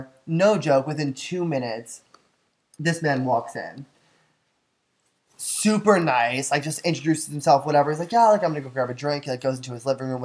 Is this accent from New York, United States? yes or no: yes; New York City, New York, United States; moved away; also born or lived in Athens, Georgia; I was from Staten Island. I was like born and raised, kind of like not New York